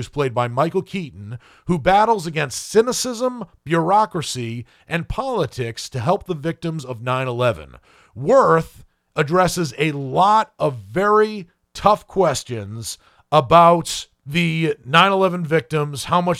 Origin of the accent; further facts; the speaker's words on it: Ireland; based on the fact that I am Irish